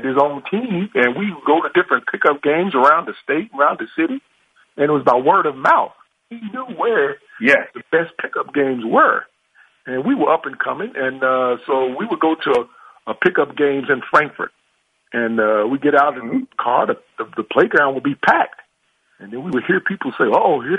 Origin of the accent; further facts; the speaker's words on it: Louisville, Kentucky, United States; I was born and raised in the West End on Oak Street